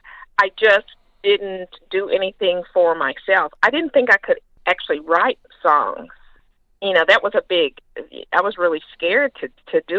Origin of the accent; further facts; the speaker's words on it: the South, United States; I'm from the South